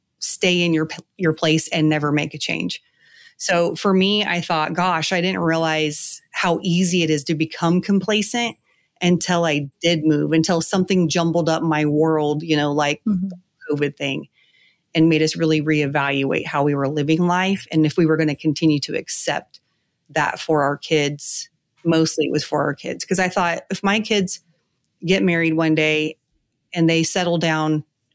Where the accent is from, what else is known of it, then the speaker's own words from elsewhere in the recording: California, United States; moved away as an adult; now in South Carolina, United States; I was born and raised in California